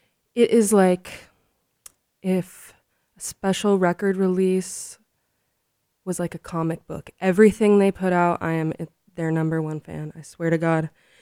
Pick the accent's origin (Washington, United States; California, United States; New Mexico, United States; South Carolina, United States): California, United States; San Francisco; And if you're born and raised in San Francisco, you know that Stonestown Galleria has changed a lot.